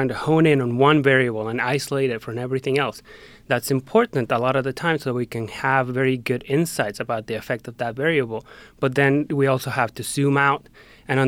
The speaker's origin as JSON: {"language": "English", "country": "Mexico", "tie": "born or raised there", "moved": "yes", "said": "When I was back home visiting my family in Mexico"}